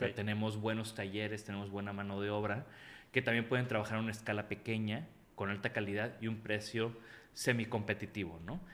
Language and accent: Spanish; Tampico, Tamaulipas, Mexico; yo crecí en Tampico